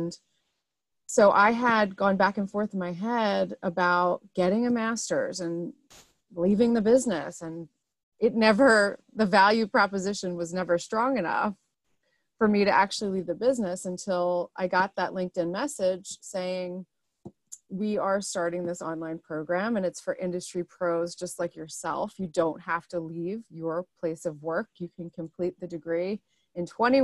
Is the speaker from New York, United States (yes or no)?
no; Philadelphia, Pennsylvania, United States; my hometown in the Philadelphia area